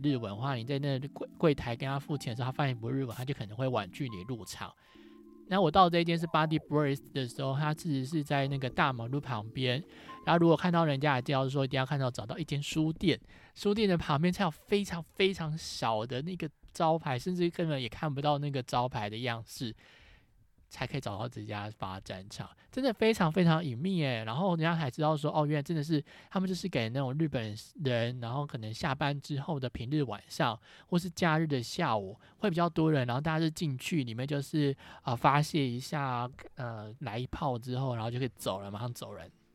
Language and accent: Chinese; Taiwan; 我是从台湾来的